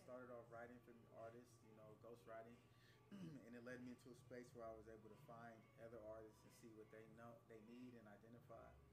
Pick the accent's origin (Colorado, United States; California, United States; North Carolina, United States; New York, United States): California, United States; Sacramento; also born or lived in Bay Area; I'm from Sacramento, but I lived uh, a portion of my life up in the Bay Area